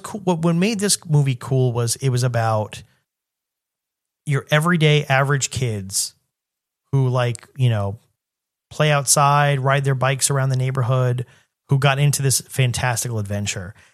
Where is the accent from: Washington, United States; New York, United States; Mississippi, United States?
New York, United States; New York City; growing up in New York City